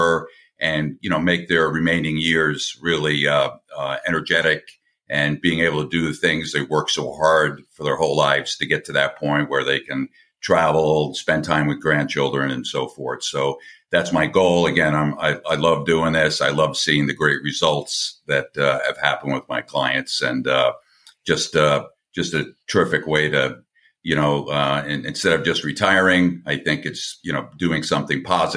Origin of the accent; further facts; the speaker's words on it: Long Island, New York, United States; also born or lived in Connecticut / Atlanta, Georgia / Tampa, Florida; now in St. Petersburg, United States; I grew up on Long Island in New York